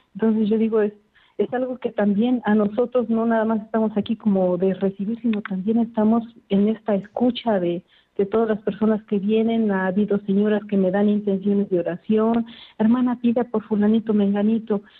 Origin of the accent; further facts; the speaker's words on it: Puebla, Mexico; moved away as an adult; Soy de México, del estado de Puebla.